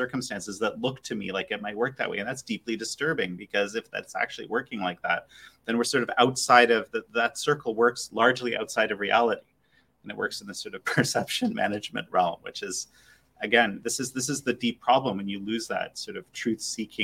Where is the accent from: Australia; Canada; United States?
Canada; I'm Canadian